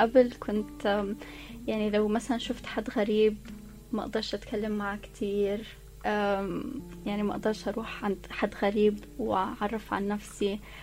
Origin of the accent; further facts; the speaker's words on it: Abu Dhabi, United Arab Emirates; انا مولوده في ابو ظبي وعشت طول حياتي في ابو ظبي